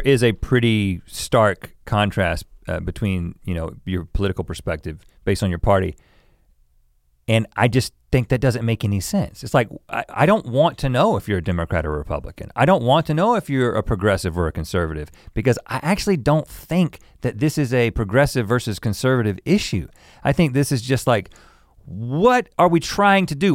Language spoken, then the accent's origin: English; the South, United States; I grew up in the South